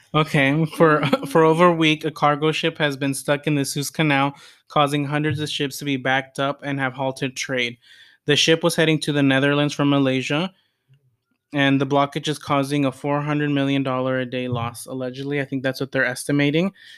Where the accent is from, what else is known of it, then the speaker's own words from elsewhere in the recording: United States; as an American and as a citizen, as a s somebody that lives in what's supposed to be the best country in the world